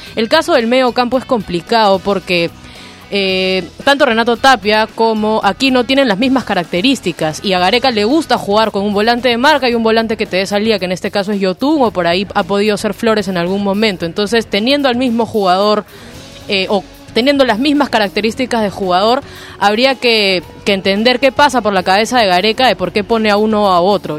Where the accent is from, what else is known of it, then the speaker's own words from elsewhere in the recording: Peru; nosotros como peruanos